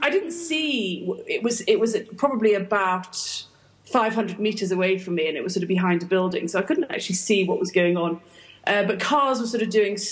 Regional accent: United Kingdom; moved away; I'm British.

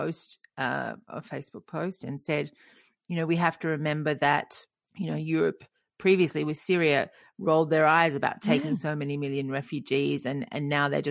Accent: Wollongong, New South Wales, Australia; moved away; I grew up in Wollongong on the south coast of New South Wales

